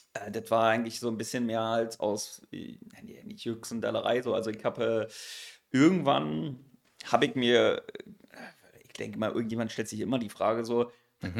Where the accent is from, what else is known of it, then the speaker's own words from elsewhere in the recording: Berlin, Germany; accent: Berlinerisch; das ist in Pankow. Bin dann halt, wie gesagt, eigentlich war ich die ganze Zeit in Pankow gewesen